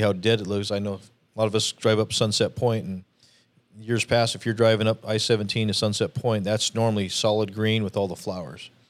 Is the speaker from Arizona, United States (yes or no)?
yes; Arizona, United States; being born and raised in Arizona